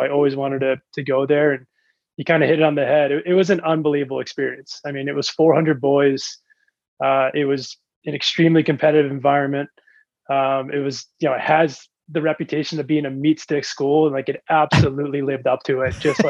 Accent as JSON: {"language": "English", "region": "Connecticut", "country": "United States", "tie": "born or raised there", "said": "Growing up in Connecticut, it's like all you know."}